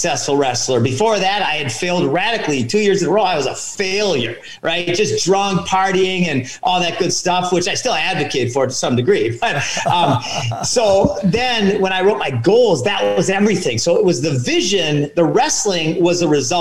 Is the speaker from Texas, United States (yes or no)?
no; Minnesota, United States; I grew up in Minnesota